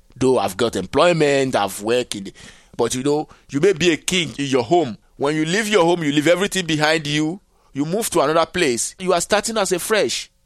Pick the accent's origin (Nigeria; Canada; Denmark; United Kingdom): Nigeria; moved away; also born or lived in Benin / Togo; So I left Nigeria